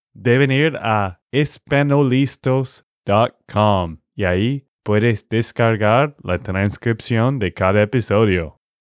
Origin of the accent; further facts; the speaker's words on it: Texas, United States; de Texas, Estados Unidos